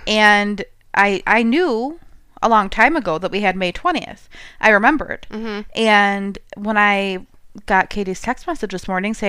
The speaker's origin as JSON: {"language": "English", "region": "Midwest", "country": "United States", "said": "And we're from the Midwest."}